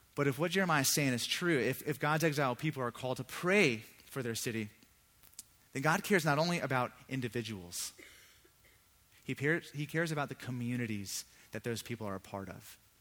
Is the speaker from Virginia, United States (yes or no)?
yes; Virginia Beach, Virginia, United States; I grew up in Virginia Beach. That's where I'm from